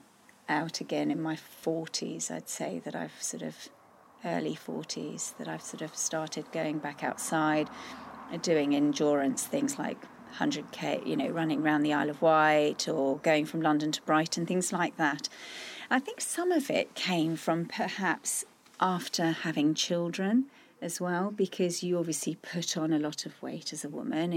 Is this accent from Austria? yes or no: yes; Austria; moved away; I grew up in Austria